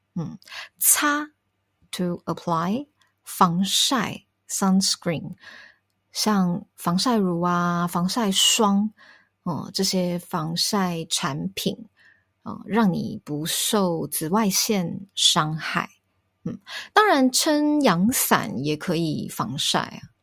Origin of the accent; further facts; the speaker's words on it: Taipei, Taiwan; 我是台北人